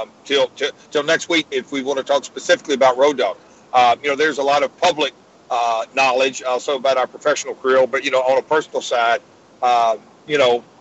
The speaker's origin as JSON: {"language": "English", "town": "Nashville", "region": "Tennessee", "country": "United States", "tie": "born or raised there", "said": "my hometown of Nashville"}